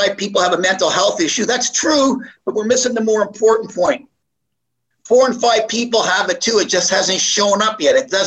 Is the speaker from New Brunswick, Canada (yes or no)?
yes; Moncton, New Brunswick, Canada; moved away; also born or lived in Montreal / Toronto; the way I was raised from Moncton, New Brunswick